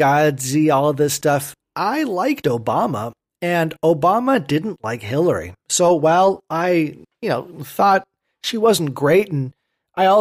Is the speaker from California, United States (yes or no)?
yes; Berkeley, California, United States; growing up in Berkeley